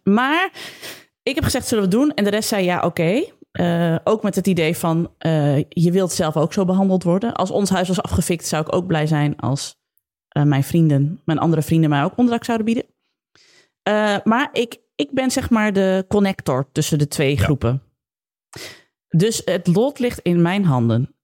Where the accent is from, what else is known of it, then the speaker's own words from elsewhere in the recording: Zwolle, Overijssel, Netherlands; ik uit Zwolle kom.